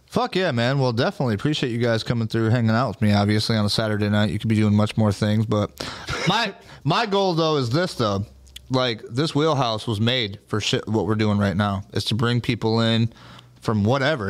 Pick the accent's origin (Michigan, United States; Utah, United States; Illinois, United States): Michigan, United States; being from Michigan growing up